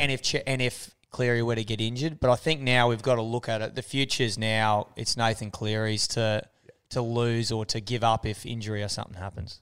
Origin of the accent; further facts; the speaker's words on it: Australia; we're Australian